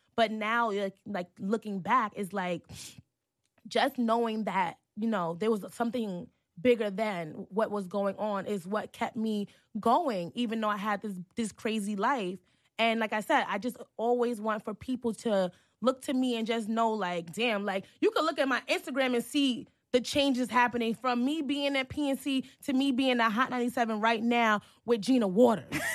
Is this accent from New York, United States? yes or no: yes; New York City, New York, United States; also born or lived in Harlem; growing up in Hell's Kitchen